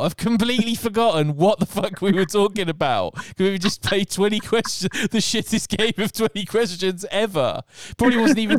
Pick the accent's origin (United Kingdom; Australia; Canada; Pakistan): United Kingdom; Scotland; Yeah. I can say that I'm Scottish.